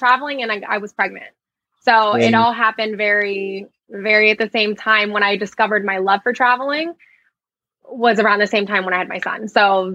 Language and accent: English; Florida, United States; also born or lived in New Jersey; I grew up in a small town in Florida